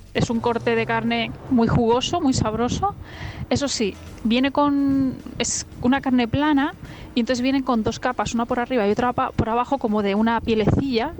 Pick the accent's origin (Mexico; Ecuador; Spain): Spain; south of Ourense, Galicia; moved away; Mi pueblo está en Galicia, al sur de Orense, plenas montañas